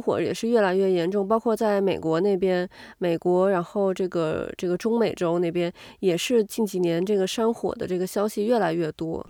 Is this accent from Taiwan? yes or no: no; China; moved away; 但是在国外，那我们都是中国人，嗯、甚至说可能我们都是亚洲人。